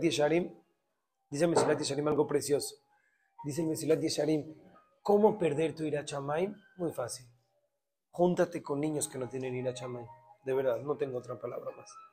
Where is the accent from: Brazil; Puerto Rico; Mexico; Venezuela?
Mexico; somos mexicanos